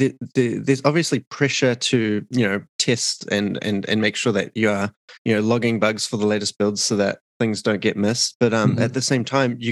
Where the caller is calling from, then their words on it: Auckland, New Zealand; I'm calling in from Auckland, New Zealand, in the south, southern hemisphere.